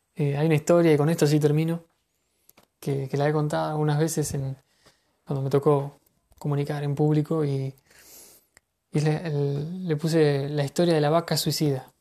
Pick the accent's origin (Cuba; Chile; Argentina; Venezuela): Argentina; en mi país